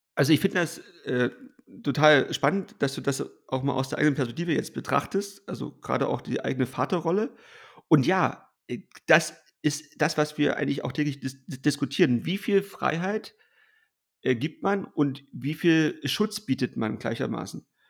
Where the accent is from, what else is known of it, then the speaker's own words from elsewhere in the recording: East Germany, Germany; als Ossi